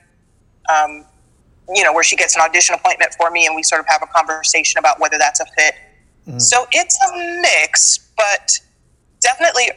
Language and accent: English; United States; I'm Black American